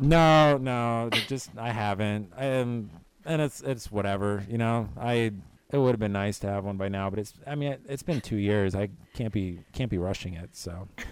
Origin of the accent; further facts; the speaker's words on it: Florida, United States; now in Chicago, United States; I am from the East Coast. I actually grew up in Florida.